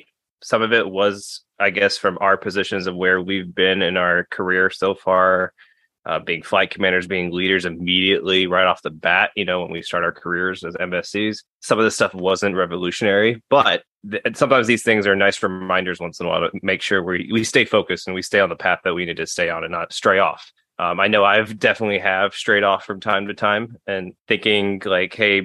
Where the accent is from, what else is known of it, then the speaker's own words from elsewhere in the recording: Atlanta, Georgia, United States; my hometown Atlanta Braves